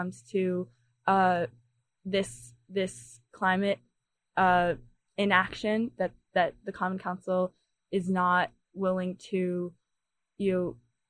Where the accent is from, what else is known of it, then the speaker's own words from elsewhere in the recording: New York City, New York, United States; moved away as an adult; now in Ithaca, United States; I grew up in New York City